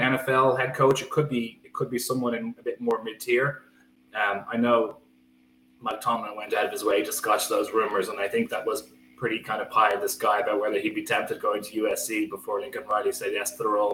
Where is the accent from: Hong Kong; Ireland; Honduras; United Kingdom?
Ireland; Skerries, Leinster; I grew up in Skerries, County Dublin